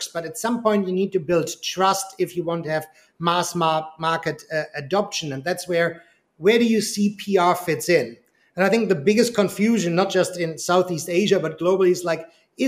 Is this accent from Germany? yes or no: yes; Germany; moved away; I'm originally from Germany.